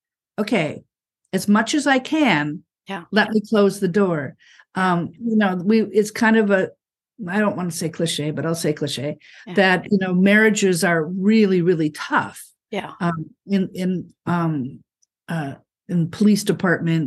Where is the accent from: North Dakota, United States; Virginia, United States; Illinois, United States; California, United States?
North Dakota, United States; Fargo; I grew up in Fargo, North Dakota